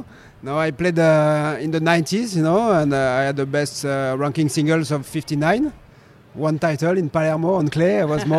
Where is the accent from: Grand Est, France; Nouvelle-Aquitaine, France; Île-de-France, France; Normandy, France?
Nouvelle-Aquitaine, France; Pau; I decided to go in my hometown in Pau, southwest of France. I love this region, and I built my own team